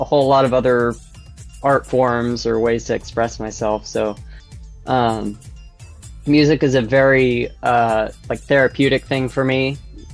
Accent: Sacramento, California, United States; I'm from Sacramento, California, West Coast

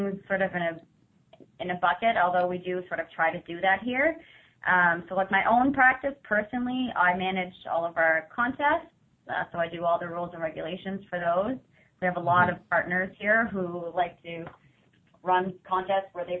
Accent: Ottawa, Ontario, Canada; I am originally from Ottawa. I grew up with just me and my mom.

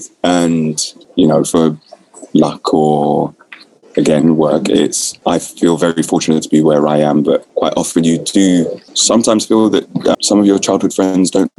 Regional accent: London, United Kingdom; I grew up in South London

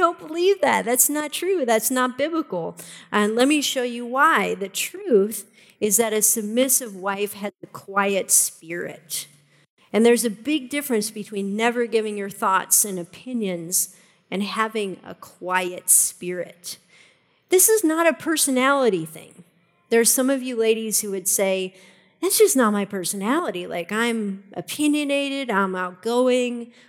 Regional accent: Ohio, United States; moved away; also born or lived in Colorado Springs; I'm originally from Ohio

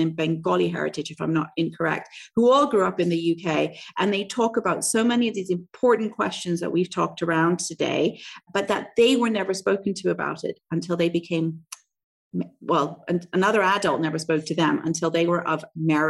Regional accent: Canada; now in Southeast Asia; I grew up in Canada, also a Western country

